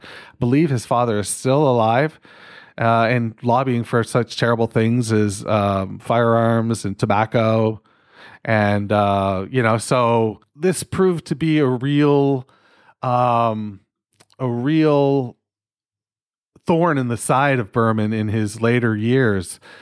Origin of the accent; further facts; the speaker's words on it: Canada; I'm fucking Canadian